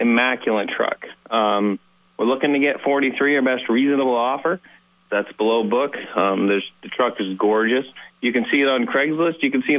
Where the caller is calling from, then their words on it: Fairfax, Vermont, United States; I'm from Fairfax